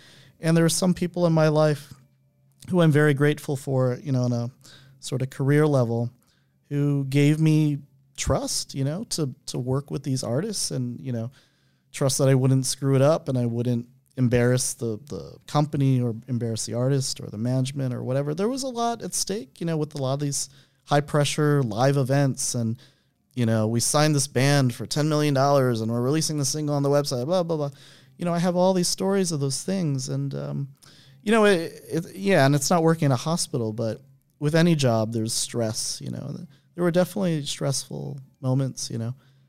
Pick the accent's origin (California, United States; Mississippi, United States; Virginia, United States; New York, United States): New York, United States; Buffalo; also born or lived in New Haven, United States; I was born in New Haven, Connecticut. And my mom was a librarian at the college, and then we lived there for a year and then moved to a cold place called Buffalo, New York, if anybody knows that.